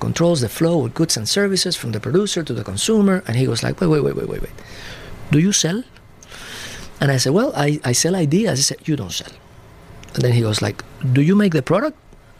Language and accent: English; Puerto Rico; also born or lived in Cadiz, Spain; Well, I was born in Cadiz, Spain, a small city in the outermost southern part of Spain, close to the Strait of Gibraltar. Mm-hmm. I lived there until I was about 7 years old. My father was Spaniard, my mother Puerto Rican. So when I was seven, we went to Puerto Rico.